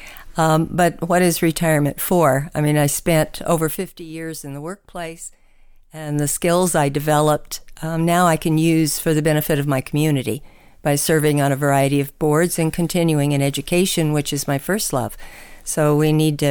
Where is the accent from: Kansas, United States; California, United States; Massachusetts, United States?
California, United States; Los Angeles; moved away as an adult; now in Winnebago, United States; I was born and raised in Los Angeles